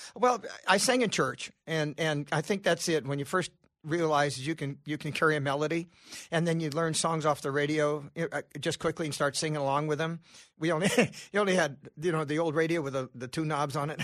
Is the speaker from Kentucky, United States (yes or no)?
no; California, United States; I'm from California